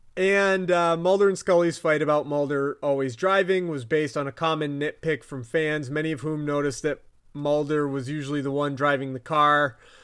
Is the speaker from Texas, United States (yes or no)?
no; Vermont, United States; my accent's fucking it up. Um, Us Vermonters